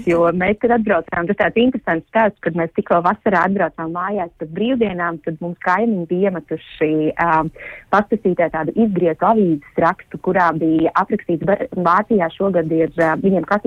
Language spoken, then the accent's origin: Latvian; Latvia; protams, mūsu kaimiņi bija ārkārtīgi priecīgi zinot, ka mēs esam no Latvijas un darot šo informāciju zinām.